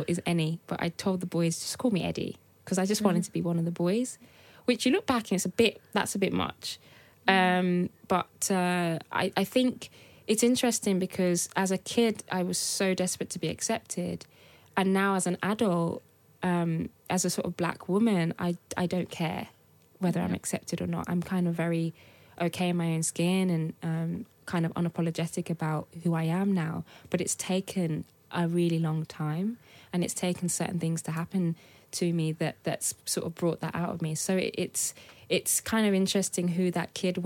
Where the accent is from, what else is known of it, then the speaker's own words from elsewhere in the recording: Birmingham, West Midlands, United Kingdom; also born or lived in Nigeria; I'm from Birmingham. That's all I knew growing up